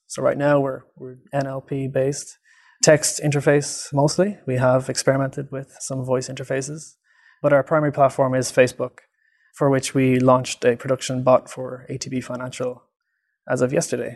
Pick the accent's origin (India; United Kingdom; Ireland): Ireland; moved away as an adult; also born or lived in Dublin, Ireland; now in Vancouver, Canada; I'm from Ireland, and I did my P H D in Dublin City University